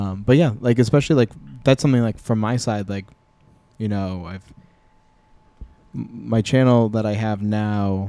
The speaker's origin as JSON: {"language": "English", "town": "Chicopee", "region": "Massachusetts", "country": "United States", "tie": "born or raised there", "said": "growing up in Chicopee"}